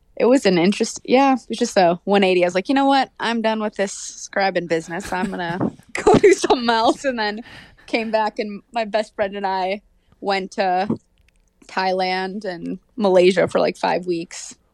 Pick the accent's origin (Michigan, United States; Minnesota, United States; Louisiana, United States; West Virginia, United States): Minnesota, United States; Hopkins; I'm from Hopkins, Minnesota